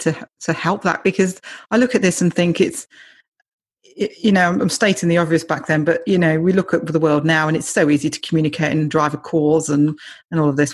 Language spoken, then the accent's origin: English; United Kingdom; I'm British